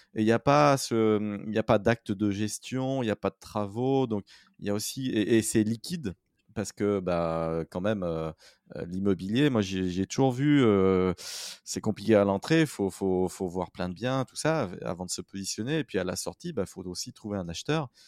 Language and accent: French; Saint-Étienne, Auvergne-Rhône-Alpes, France; Saint-Étienne et je suis stéphanois